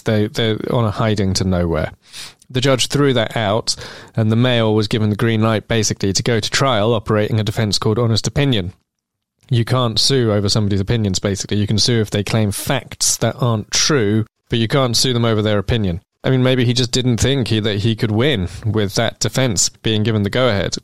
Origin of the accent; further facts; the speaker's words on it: London, United Kingdom; where I grew up in Islington